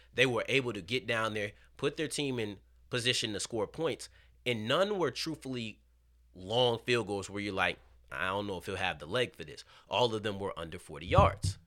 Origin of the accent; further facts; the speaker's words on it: Texas, United States; I'm from Texas. We don't say hooping just to mean balling on the court